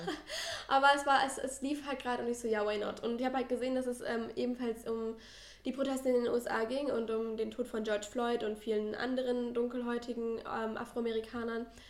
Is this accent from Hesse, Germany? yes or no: no; Ruhr area, North Rhine-Westphalia, Germany; ich komme aus dem Ruhrgebiet